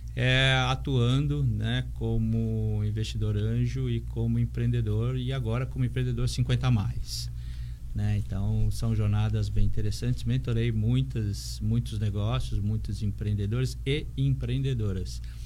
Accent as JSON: {"language": "Portuguese", "region": "São Paulo", "country": "Brazil", "moved": "yes", "lives_now": "Santos, Brazil", "said": "eu sou de São Paulo e moro aqui já há bastante tempo."}